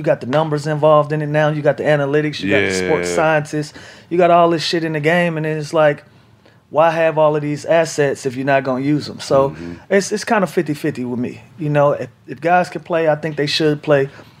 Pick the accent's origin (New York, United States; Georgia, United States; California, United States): Georgia, United States; Atlanta; And that one was special because I was playing in my hometown, Atlanta, tore my ACL